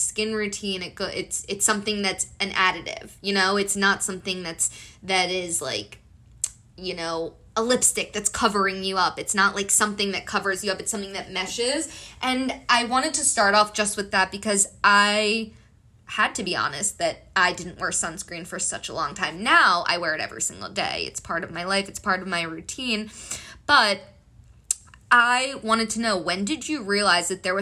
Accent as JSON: {"language": "English", "country": "Colombia", "said": "I'm from Colombia"}